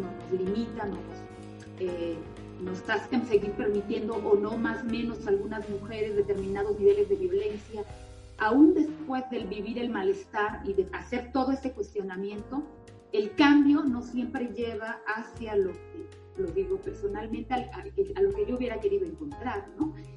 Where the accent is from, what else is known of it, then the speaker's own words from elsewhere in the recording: San Cristóbal de las Casas, Chiapas, Mexico; soy originaria de San Cristóbal